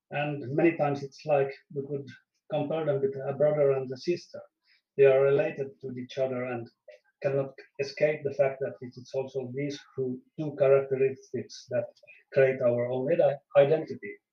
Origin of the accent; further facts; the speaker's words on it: Finland; first language Swedish; English is a second language; I'm also a Finnish citizen with Swedish as my native language, and as I think probably some knows that Finland has two national languages, Swedish and Finnish.